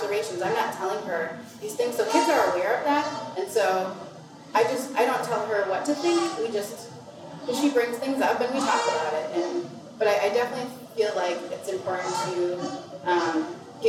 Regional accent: Minnesota, United States; moved away as an adult; also born or lived in Brooklyn, New York; my experience growing up in Minnesota, where I always felt like I didn't quite fit

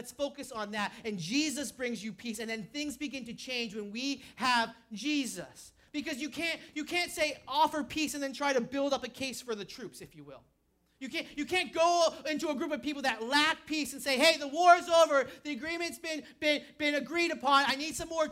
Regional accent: New Hampshire, United States; moved away; I'm from New Hampshire

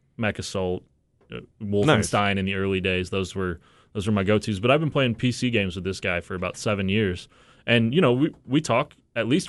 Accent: United States; as American as possible

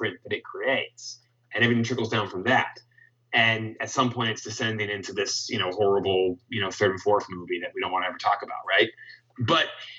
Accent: Los Angeles, California, United States; also born or lived in Tarzana, California; I grew up in the San Fernando Valley

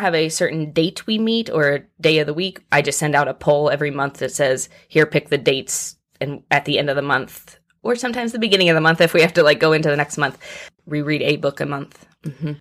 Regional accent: Muncie, Indiana, United States; moved away as an adult; also born or lived in Tuscaloosa, Alabama; now in Louisville, United States; So I grew up in Indiana

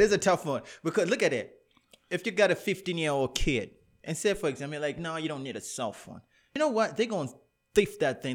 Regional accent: Canada; I'm Afro-Canadian

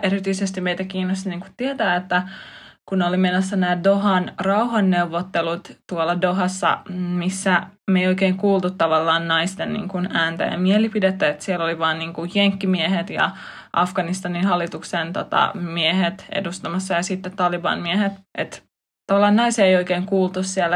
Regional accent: Finland; mä olen tullut länsimaista, mä oon kasvanut Suomessa

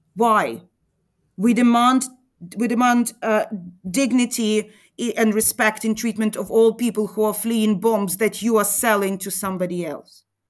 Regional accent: Vinnytsia, Vinnytsia Oblast, Ukraine; English is a second language; I grew up in Vinica, which is center west Ukraine, close to Moldova re-, border

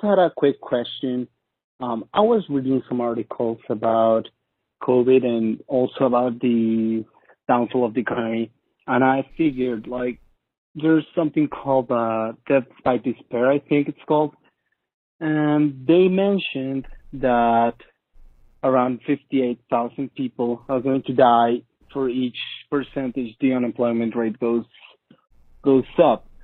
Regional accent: Mexico; I'm from Mexico

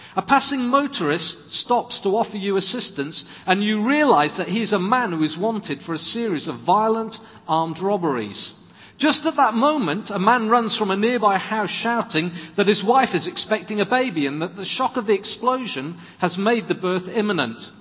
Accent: Swansea, Wales, United Kingdom; When I was growing up in Swansea, two doors up from us were uh, another family from the church.

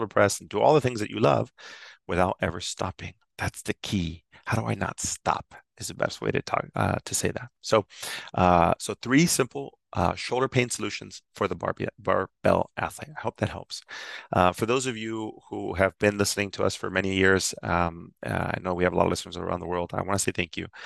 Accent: San Ysidro, California, United States; I'm born and raised in San Ysidro, California.

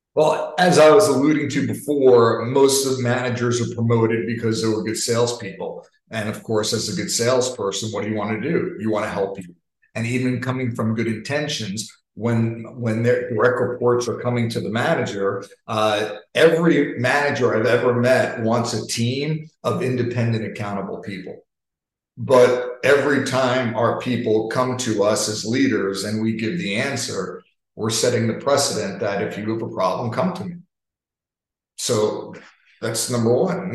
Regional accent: New York, United States; I'm from New York. I talk fast

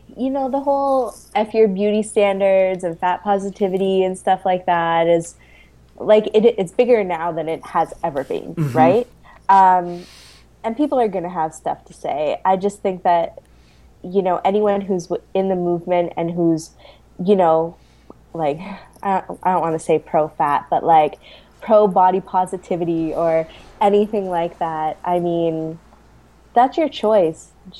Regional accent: Canada; I am Canadian.

